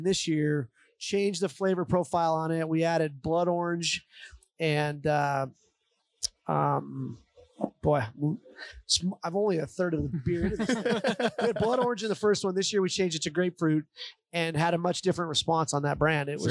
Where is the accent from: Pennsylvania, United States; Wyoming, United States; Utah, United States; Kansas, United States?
Wyoming, United States; Sheridan; as a kid growing up in Sheridan, the old Sheridan brewery was on the property where Whitney Commons is now